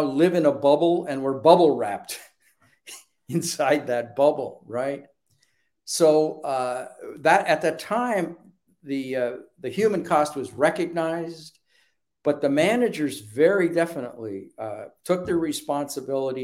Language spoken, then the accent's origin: English; Canada; moved away as an adult; now in Dallas, United States; I'm Canadian. I worked in the Canadian federal government at a point in time.